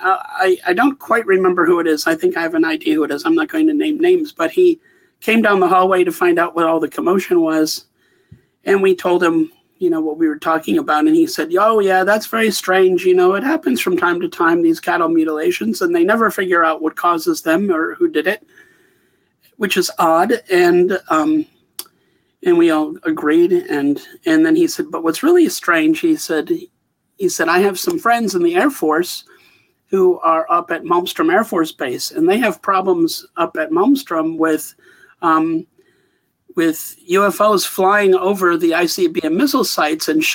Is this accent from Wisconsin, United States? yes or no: yes; Wisconsin, United States; moved away as an adult; also born or lived in Bozeman, Montana; I come from Wisconsin originally.